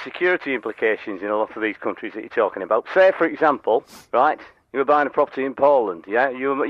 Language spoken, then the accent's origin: English; the north of England, United Kingdom; I'm from the north of England.